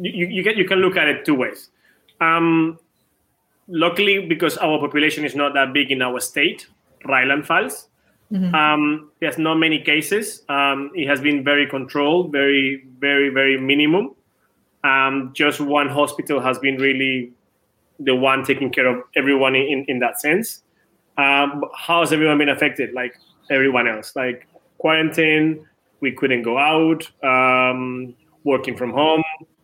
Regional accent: Venezuela; English is a second language; I'm from Venezuela.

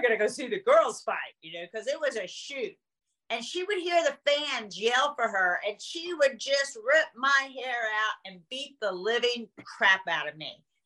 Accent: Dallas, Texas, United States; I was from Dallas, Texas.

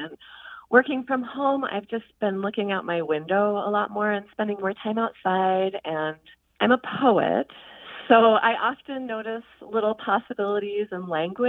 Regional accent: Kansas City, United States; moved away as an adult; now in Twin Cities, United States; I'm calling from the Twin Cities, but I didn't grow up here. I grew up in Kansas City, and then I moved to Minnesota as an adult.

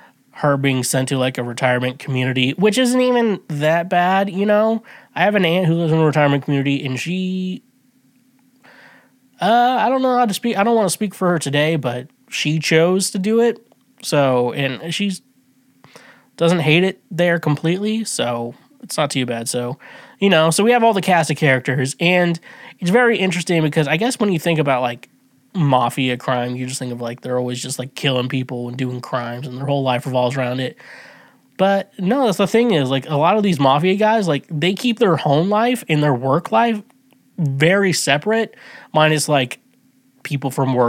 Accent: Midwest, United States; I'm from the Midwest

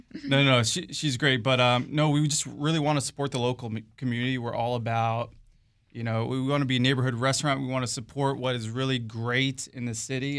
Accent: Central Virginia, United States; I grew up in Central Virginia, so I'm very close to the community.

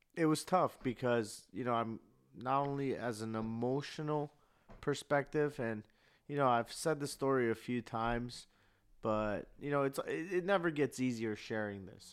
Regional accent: Burbank, California, United States; I grew up here in Cali, in Burbank

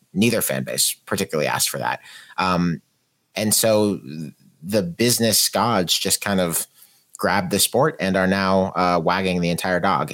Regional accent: Pittsburgh, Pennsylvania, United States; we're both from Pittsburgh

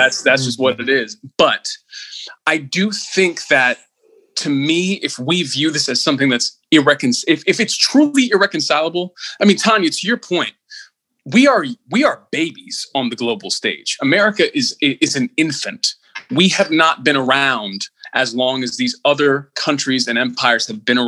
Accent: United States; I'm an American. I'm an American with all that entails

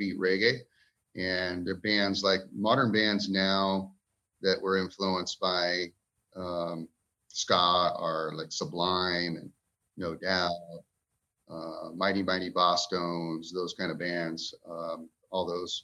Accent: Ventura, California, United States; moved away as an adult; also born or lived in Kern River area, California; growing up in Ventura, California

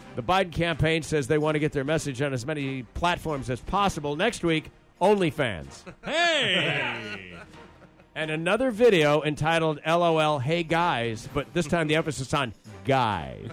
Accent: Grand Rapids, Michigan, United States; my hometown of Grand Rapids, Michigan

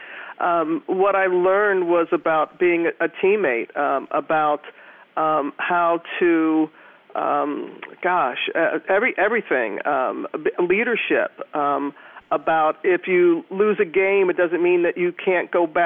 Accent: Mississippi, United States; also born or lived in Louisiana; when I was a youngster growing up in Mississippi

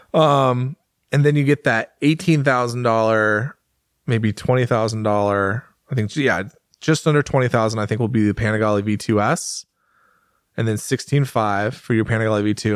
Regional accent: United States; I'm an American

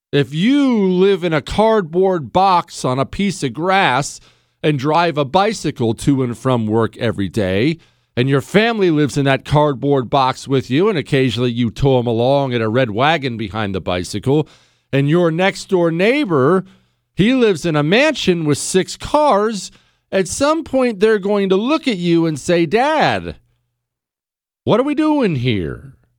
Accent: United States; I'm an American

